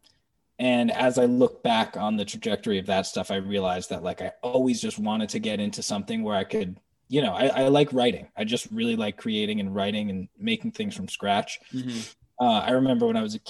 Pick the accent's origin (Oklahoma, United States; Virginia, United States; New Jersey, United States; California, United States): New Jersey, United States; growing up in New Jersey